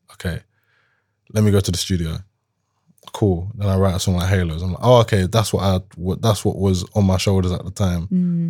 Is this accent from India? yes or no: no; Jamaica; I'm not an Afrobeats artist. I'm Jamaican. I'll make dancehall if anything.